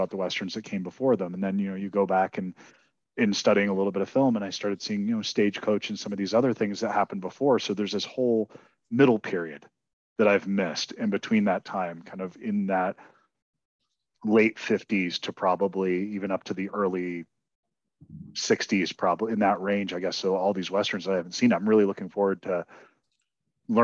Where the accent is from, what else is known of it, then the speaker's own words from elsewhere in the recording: Northeast New Jersey, United States; I was raised in Northeast New Jersey, so Roy Rogers was a fast food chain to me.